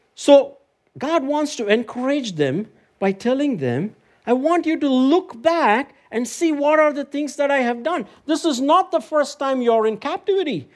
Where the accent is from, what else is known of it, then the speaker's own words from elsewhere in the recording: Chennai, Tamil Nadu, India; moved away; I went back to my home country, India, recently, in my hometown, Chennai